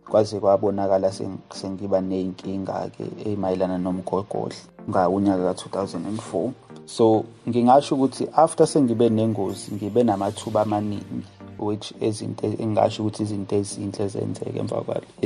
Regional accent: Ndwedwe, KwaZulu-Natal, South Africa; also born or lived in Umlazi; Ngakhulela eNdwebhe, kwisigodi sakaGawule.

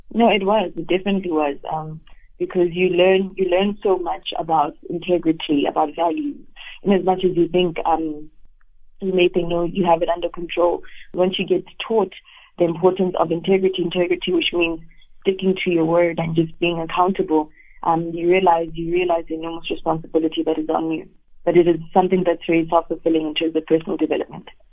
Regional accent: South Africa; us as South Africans

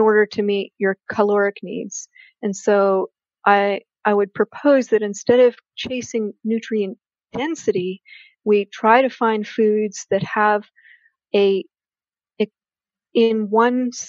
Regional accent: Canada; I'm a Canadian

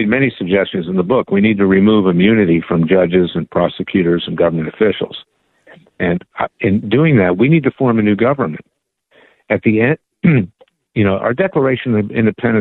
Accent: Philadelphia, Pennsylvania, United States; I'm from Philadelphia. I'm from Pennsylvania, by the way, the birthplace of liberty

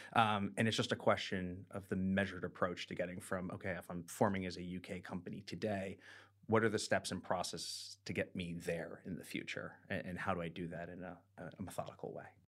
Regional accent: United States; now in London, United Kingdom; we are an American doing business in Britain

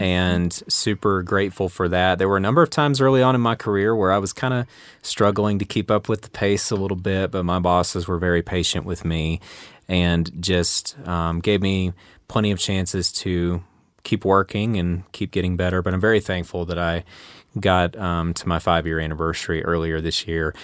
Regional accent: the South, United States; growing up in the South

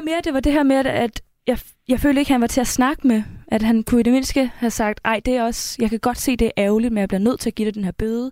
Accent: Karrebæksminde, Zealand, Denmark; moved away; født og opvokset, plejer jeg bare at sige, men jeg har boet der hele mit liv

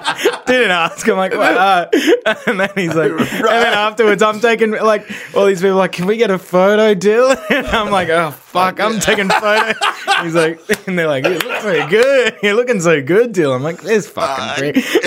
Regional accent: Brisbane, Queensland, Australia; moved away as an adult; also born or lived in England; I lived in Brisbane my whole life

